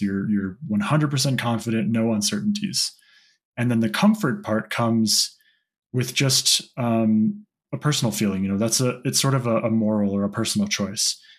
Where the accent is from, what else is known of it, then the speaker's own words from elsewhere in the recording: Santa Fe, New Mexico, United States; I grew up in Santa Fe, which is the highest capital in the U.S.